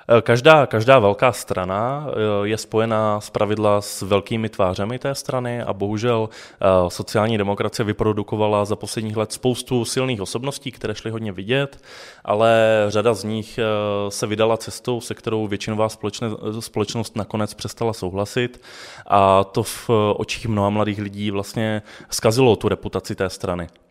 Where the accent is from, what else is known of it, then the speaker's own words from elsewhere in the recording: Ostrava, Moravian-Silesian Region, Czechia; já pocházím z Ostravy a studoval jsem střední průmyslovou školu